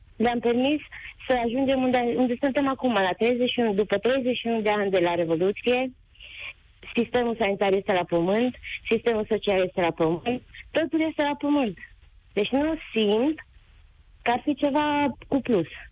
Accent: Covasna County, Romania; din uh, județul Covasna

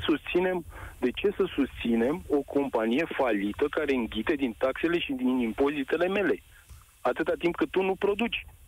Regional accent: Craiova, Dolj, Romania; eu sunt din Craiova

